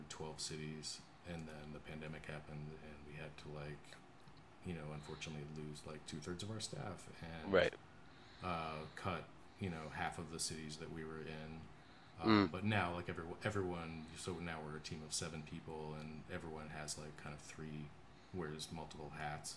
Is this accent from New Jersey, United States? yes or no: no; Pittsburgh, Pennsylvania, United States; moved away as an adult; now in Chicago, United States; I grew up in Pittsburgh, and then I also went to college at CMU in Pittsburgh.